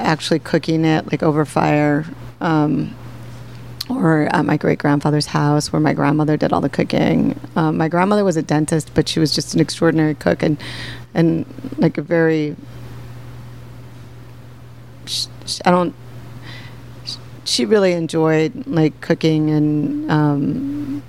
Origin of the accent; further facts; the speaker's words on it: Minneapolis, Minnesota, United States; also born or lived in Chicago; now in New York, United States; I grew up in Minneapolis. I was made in Canada, born in Chicago, and grew up in Minneapolis.